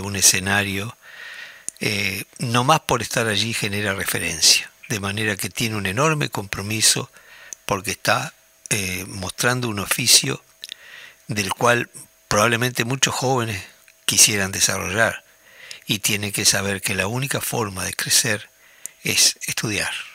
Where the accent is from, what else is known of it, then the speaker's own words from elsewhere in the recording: Tacuarembó, Uruguay; moved away as an adult; como hombre del interior, yo nací en Tacuarembó y viví allí hasta los 20 años